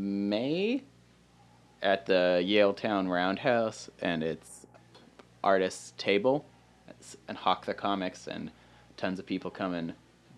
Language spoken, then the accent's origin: English; Gabriola Island, British Columbia, Canada; I come from a small place called Gabriel Island